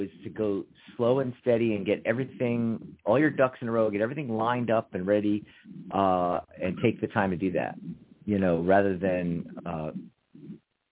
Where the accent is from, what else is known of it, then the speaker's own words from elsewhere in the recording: Pennsylvania, United States; now in Arizona, United States; I'm from Pennsylvania